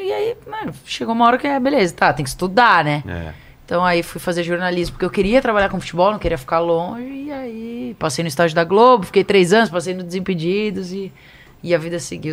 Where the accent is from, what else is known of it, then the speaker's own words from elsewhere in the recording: Piracicaba, São Paulo, Brazil; accent: Piracicaba (slight); Sou de Piracicaba, né? Do interior aqui de São Paulo